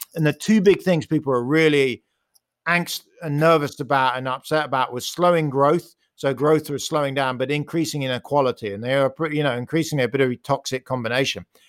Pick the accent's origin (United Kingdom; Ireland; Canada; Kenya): United Kingdom; accent: British; You can hear I'm British